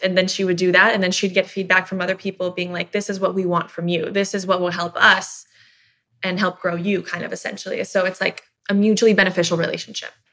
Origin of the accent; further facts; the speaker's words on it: Miami, Tampa, Florida, United States; we moved from Miami to Tampa